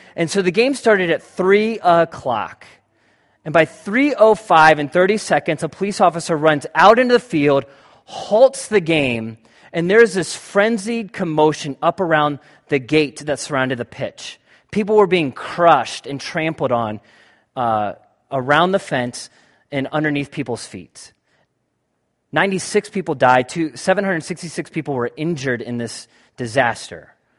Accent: United States; I'm an American white male

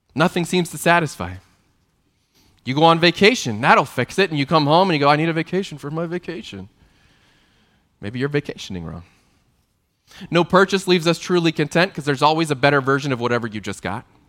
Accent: Texas, United States; I grew up in Texas in the eighties

